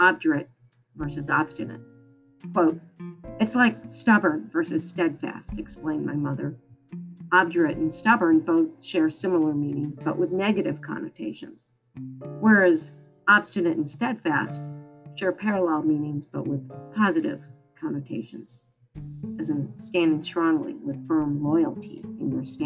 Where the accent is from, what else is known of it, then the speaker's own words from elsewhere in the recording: Michigan, United States; When I was growing up in Michigan